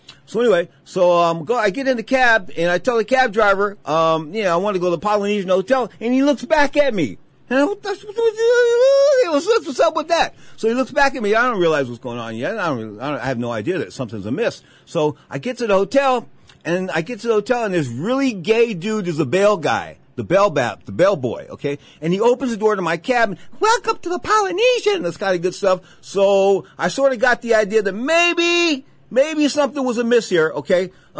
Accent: San Francisco, California, United States; I'm from San Francisco.

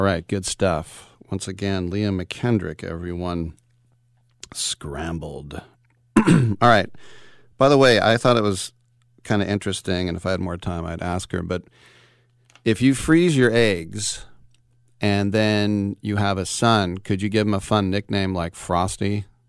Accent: Richmond, California, United States; I'm from lovely Richmond, California

